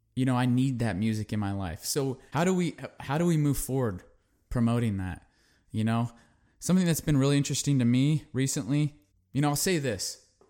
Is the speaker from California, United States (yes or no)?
yes; California, United States; a kid that grew up in California, very, I'm a city kid